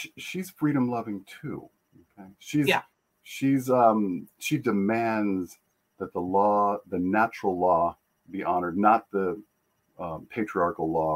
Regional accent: Tucson, Arizona, United States; I grew up in Tucson

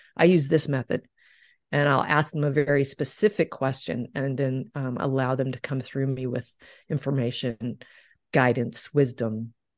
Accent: Deep South, United States; I grew up in the Deep South

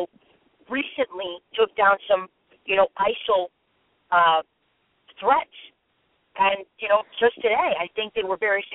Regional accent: United States; as an American

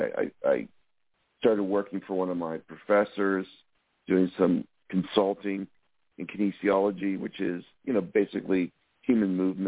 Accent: Windsor, Ontario, Canada; moved away; I'm from Southern Ontario, Windsor, which is right across from Detroit

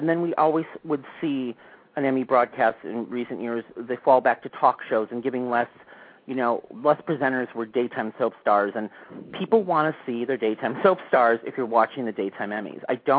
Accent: Milwaukee, Wisconsin, United States; I was born in Milwaukee, Wisconsin.

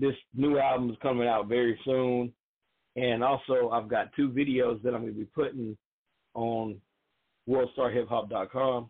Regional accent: the South, United States; I'm from the South

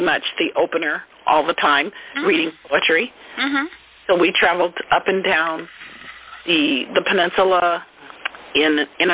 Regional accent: Oakland, California, United States; I grew up with them in East Oakland.

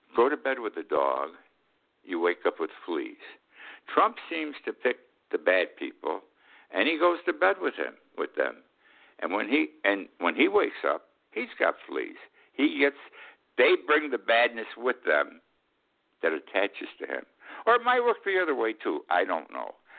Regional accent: Utica, New York, United States; 14 miles from my hometown of Utica

